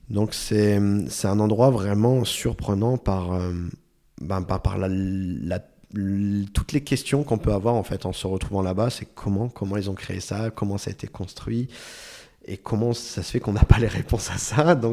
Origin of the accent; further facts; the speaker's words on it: France; enfin, en tant que Français, quelque chose comme ça en France, la route est fermée, c'est tout.